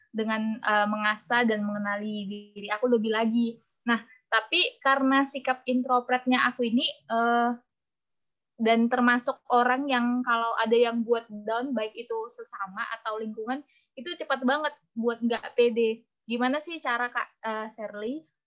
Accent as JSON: {"language": "Indonesian", "town": "Medan", "region": "North Sumatra", "country": "Indonesia", "moved": "yes", "lives_now": "Jakarta, Indonesia", "said": "asal saya dari Medan, tapi kalau sekarang itu ngekos di Jakarta"}